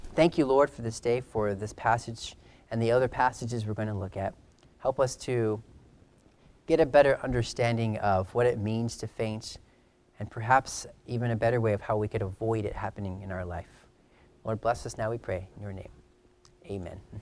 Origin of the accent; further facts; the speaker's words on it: California, United States; growing up in California